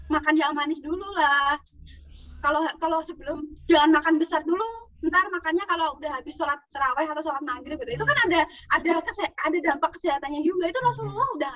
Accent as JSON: {"language": "Indonesian", "region": "Java", "country": "Indonesia", "said": "Dari dulu kan di selain di Jawa, apalagi aku emang orang Jawa ya, pernah denger nggak kalau di Jawa tuh kadang ada poso muteh"}